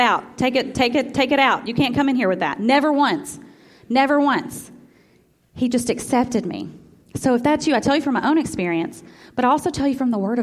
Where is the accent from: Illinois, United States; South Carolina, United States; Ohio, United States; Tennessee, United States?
Tennessee, United States; Memphis; also born or lived in Iuka, Mississippi; My whole family was from Iuka, Mississippi. I was born in Memphis